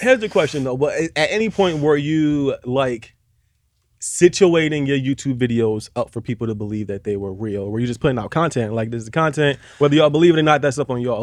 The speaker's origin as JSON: {"language": "English", "town": "Philadelphia", "region": "Pennsylvania", "country": "United States", "moved": "yes", "lives_now": "Los Angeles, United States", "said": "I'm from Philly"}